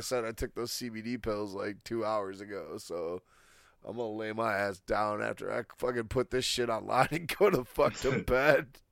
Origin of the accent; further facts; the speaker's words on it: Michigan, United States; I'm from Michigan